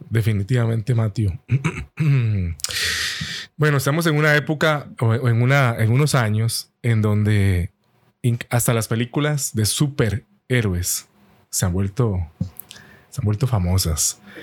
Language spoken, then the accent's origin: Spanish; Costa Rica; aquí decimos en Costa Rica, pulseando